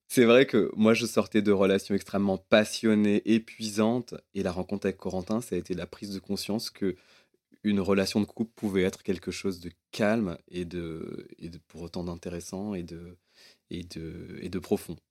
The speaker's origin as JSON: {"language": "French", "country": "Réunion", "tie": "born or raised there", "said": "j'ai grandi à la Réunion"}